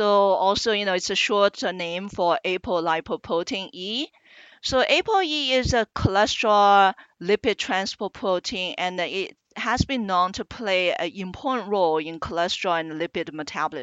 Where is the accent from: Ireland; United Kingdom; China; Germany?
China; moved away as an adult; also born or lived in Iowa, United States / New York City, United States / Birmingham, Alabama, United States; now in Minnesota, United States; I am originally from China and came to the U.S. about 30 years ago for graduate education in biomedical sciences